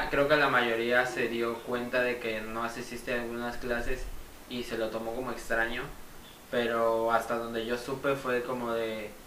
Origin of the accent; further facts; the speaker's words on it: Veracruz, Mexico; pero de mi parte como mexicano que me siento como veracruzano que soy